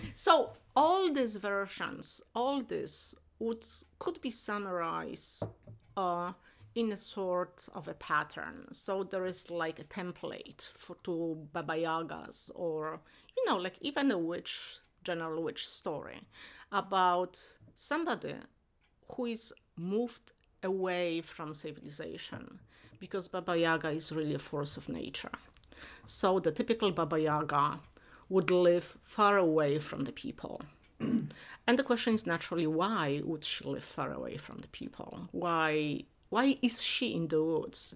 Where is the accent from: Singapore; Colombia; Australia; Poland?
Poland; Silesian Voivodeship; moved away; I grew up in Poland, but in not in main part of Poland, but in Upper Silesia, where different traditions, uh, Polish, German, Czech, and Silesians mixed.